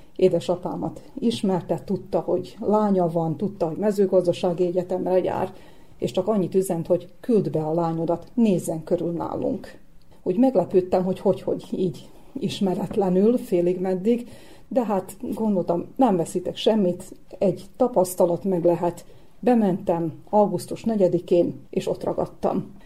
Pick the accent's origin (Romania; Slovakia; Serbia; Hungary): Serbia; Novi Sad, Vojvodina; first language Hungarian; pici korom óta úgymond bejártam az Újvidéki Rádió szerkesztőségébe